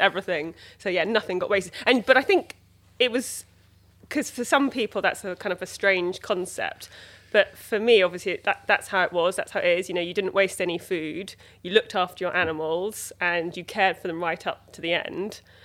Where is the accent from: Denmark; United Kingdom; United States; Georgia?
United Kingdom; Dorset, South West England; moved away; also born or lived in London; I grew up in Dorset on a kind of small holding